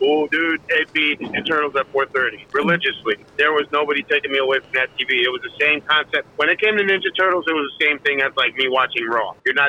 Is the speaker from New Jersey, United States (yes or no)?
yes; Paulsboro, New Jersey, United States; moved away; also born or lived in Puerto Rico; After I came from Puerto Rico, okay. I ended up in North New Jersey, and I lived there for about a few months before I came down to Paulsboro. So literally grew up where the Monster Factory is at.